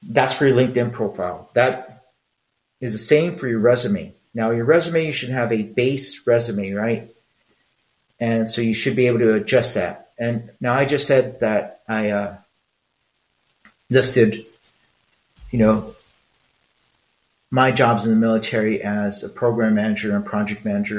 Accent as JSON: {"language": "English", "country": "Mexico", "said": "I'm Mexican."}